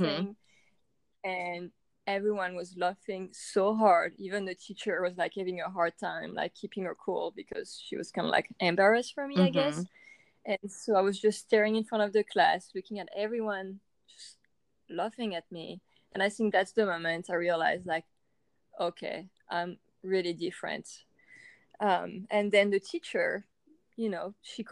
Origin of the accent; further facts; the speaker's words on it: France; I was born and raised in France